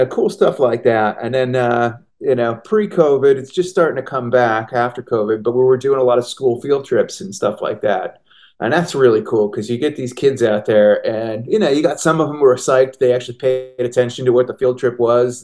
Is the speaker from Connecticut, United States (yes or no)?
yes; Connecticut, United States; I grew up in Connecticut, but I've been coming up to the Catskills since I was a little kid